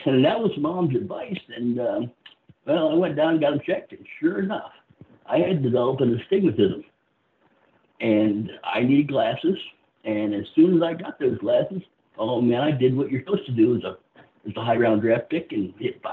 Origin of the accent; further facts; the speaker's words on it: South Florida, United States; I grew up in South Florida